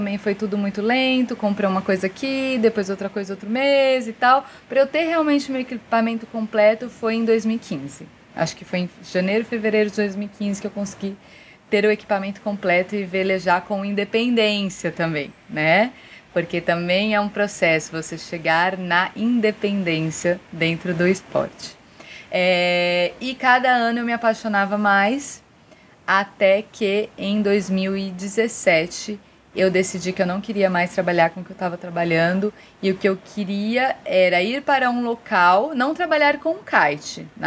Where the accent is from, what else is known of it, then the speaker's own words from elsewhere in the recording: São Paulo, Brazil; moved away as an adult; also born or lived in Fortaleza, Ceará; now in Ceará, Brazil; e já há muito tempo, na verdade, que não moro em São Paulo, desde 2009 que eu não moro em São Paulo direto, assim, lógico que vou, mas para morar mesmo, em 2009 eu tomei a decisão de não morar mais lá. Em 2012, eu me mudei para o Ceará, ainda em Fortaleza.